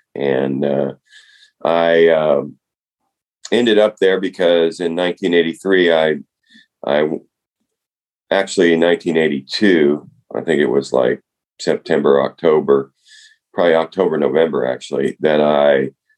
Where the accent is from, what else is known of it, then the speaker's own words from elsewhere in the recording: Las Cruces, New Mexico, United States; moved away as an adult; also born or lived in Albuquerque, New Mexico / Southern Arizona; now in Austin, United States; I grew up in Las Cruces, New Mexico, which is near El Paso. That's where New Mexico State is. So I went north to go to college.